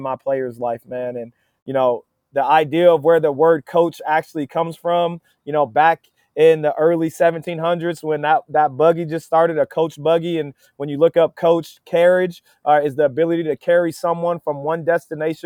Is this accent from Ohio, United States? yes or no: yes; Dover, Ohio, United States; moved away as an adult; now in Wilmington, United States; my hometown, man, it's Dover. Dover is maybe not perfect, but man, it's a great place to grow up